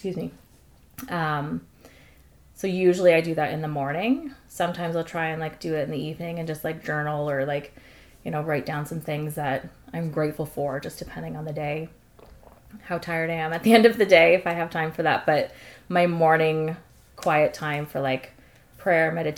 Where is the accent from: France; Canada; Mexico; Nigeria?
Canada; London, Ontario; I grew up and still live in London, Ontario